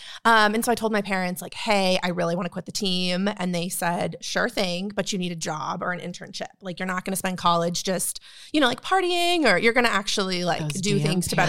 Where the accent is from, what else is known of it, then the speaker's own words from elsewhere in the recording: Northern California, United States; moved away as an adult; now in Texas, United States; So I grew up in Northern California. I moved here to go to TCU.